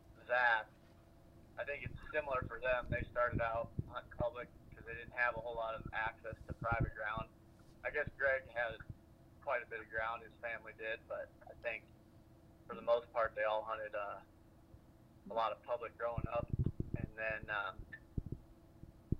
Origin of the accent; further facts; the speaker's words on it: Iowa, United States; I grew up in Iowa and still live here.